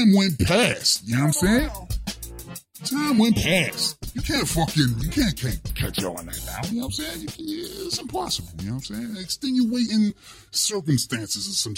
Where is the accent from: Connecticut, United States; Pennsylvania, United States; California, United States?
Pennsylvania, United States; Pittsburgh; Steel City, Pittsburgh, Pennsylvania. That's where I'm from.